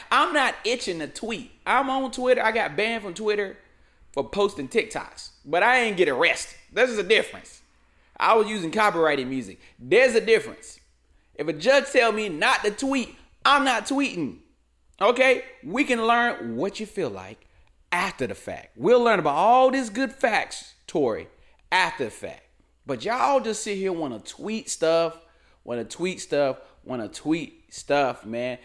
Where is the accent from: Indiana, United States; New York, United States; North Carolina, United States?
North Carolina, United States; moved away; also born or lived in Raleigh, North Carolina; my home state of North Carolina, and my old residence of Raleigh